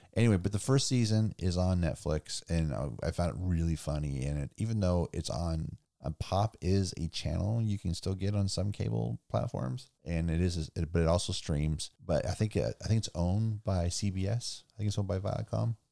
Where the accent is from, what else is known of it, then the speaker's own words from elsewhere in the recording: Simi Valley, California, United States; I grew up in Simi where the band … was from